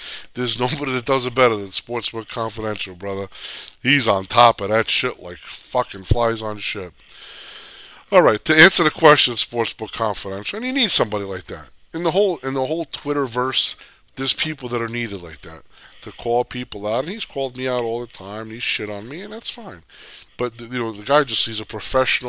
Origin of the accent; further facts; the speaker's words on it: New Jersey, United States; I grew up in the Northeast in Jersey